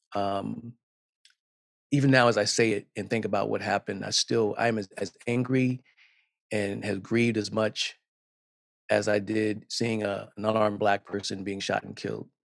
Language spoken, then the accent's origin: English; South Carolina, United States; I'm from South Carolina, and I watched the local news each night with my grandmother